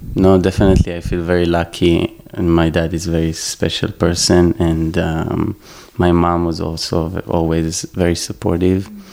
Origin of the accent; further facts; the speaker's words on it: Israel; also born or lived in Constanța, Romania; I was born in Romania, but I grew up, grew up in Israel, so my whole life were basically in Israel.